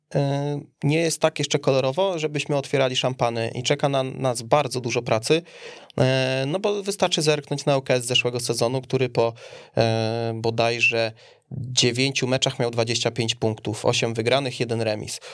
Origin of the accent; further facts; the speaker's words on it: Kielce, Świętokrzyskie Voivodeship, Poland; ja jako Kielczanin